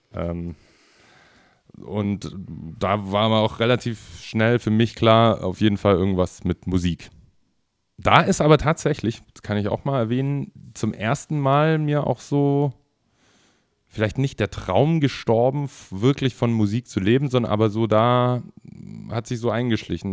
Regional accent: the South, Southern Germany, Germany; moved away; also born or lived in Berlin; ich komme ja eigentlich aus dem Süden

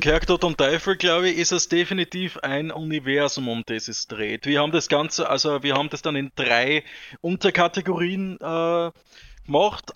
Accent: Austria; bei uns in Österreich, in Vorrau, Vorau

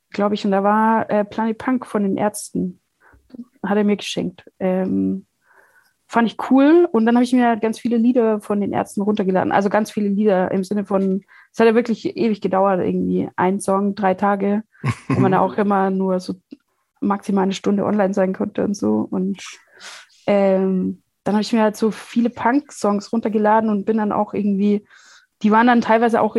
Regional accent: Bavaria, Germany; halt Bayern ist so äh, da, wo ich aufgewachsen bin, es ist ein ganz kleines Dorf in Schwaben, Bayerisch-Schwaben, äh, Donauschwaben

